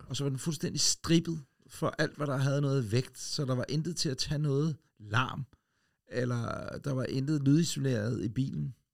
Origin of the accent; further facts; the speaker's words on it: Ølstykke, Capital Region of Denmark, Denmark; en gammel Ford Escort Mark 1 jeg som holdt ude i indkørselen derhjemme i Ølstykke